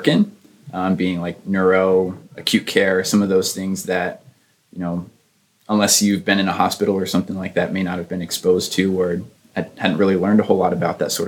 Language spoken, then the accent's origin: English; Elkton, Maryland, United States; I grew up in Maryland, a small town called Elkton